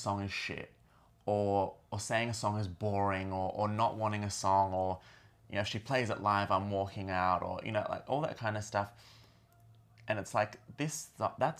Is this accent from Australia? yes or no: yes; Australia; being Australian, this song had a real connection to our history of the Stolen Generation